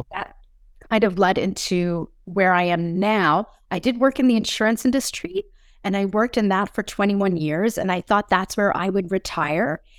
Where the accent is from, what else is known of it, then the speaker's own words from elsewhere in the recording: Springdale, Newfoundland and Labrador, Canada; I was born and raised, uh, on the east coast of Canada in province called Noveland